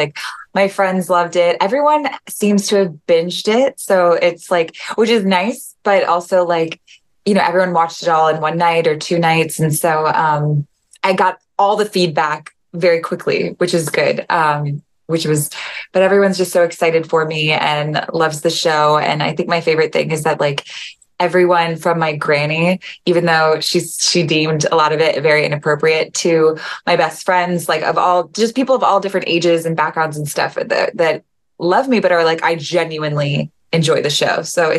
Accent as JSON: {"language": "English", "region": "Virginia", "country": "United States", "tie": "born or raised there", "also_born_or_lived": "Atlanta, Georgia", "said": "So I was born in Georgia, Atlanta, Georgia, and raised mostly in the Virginia, DC area."}